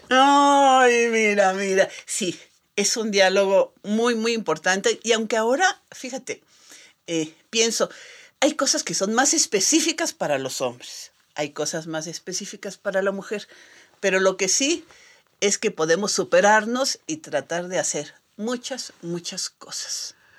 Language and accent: Spanish; Mexico; nosotros los mexicanos